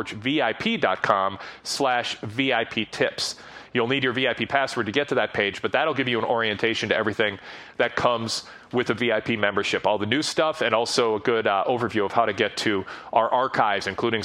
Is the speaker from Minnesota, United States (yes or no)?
yes; Minnesota area, United States; We're both from the Minnesota area